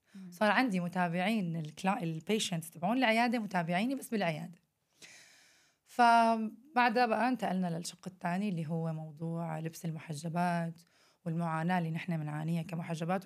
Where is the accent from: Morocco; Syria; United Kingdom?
Syria; moved away; إحنا عندنا بسوريا